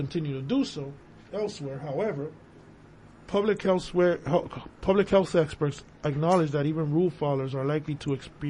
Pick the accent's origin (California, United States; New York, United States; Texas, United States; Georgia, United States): New York, United States; Brooklyn; from Brooklyn. I'm sorry.